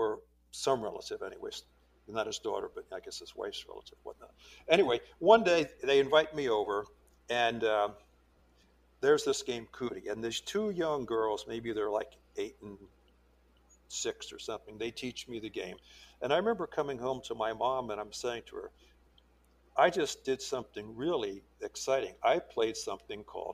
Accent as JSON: {"language": "English", "area": "Cape May County", "region": "New Jersey", "country": "United States", "tie": "born or raised there", "moved": "yes", "said": "I grew up in Cape May County, New Jersey, which is about 30 miles south of Atlantic City"}